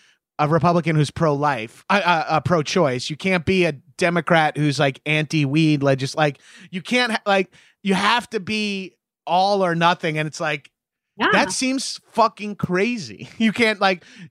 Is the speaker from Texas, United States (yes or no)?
no; Long Island, New York, United States; a meathead from Long Island